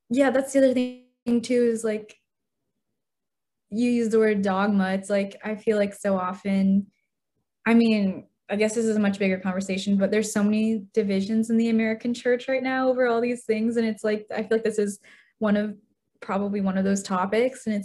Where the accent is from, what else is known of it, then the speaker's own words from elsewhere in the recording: China; born there; so I was born in China in the 90s. And in that point in time, there was a one child policy.